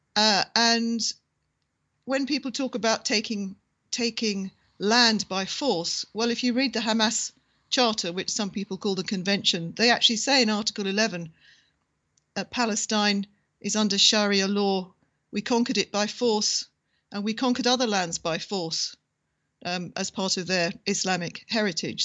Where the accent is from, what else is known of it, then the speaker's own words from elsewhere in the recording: Ireland; being Irish